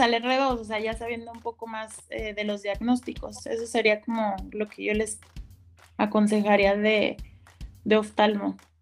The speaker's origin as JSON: {"language": "Spanish", "town": "Guadalajara", "region": "Jalisco", "country": "Mexico", "said": "yo soy de aquí de Guadalajara"}